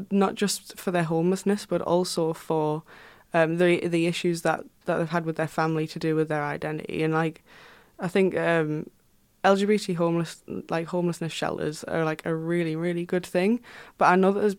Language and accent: English; Houghton-le-Spring, North East England, United Kingdom; I come from Houghton-le-Spring which is like a you know small town in between sunderland and durham